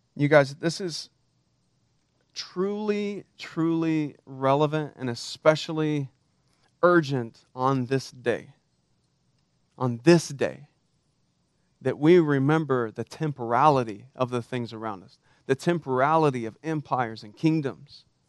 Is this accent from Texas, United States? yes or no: yes; Texas, United States; I'm Texan for crying out loud. We're raised to be patriots, except that we fly the Texas flag at the same height as the American flag. We used to say that we used to pledge allegiance to the Texas flag in my school on Monday mornings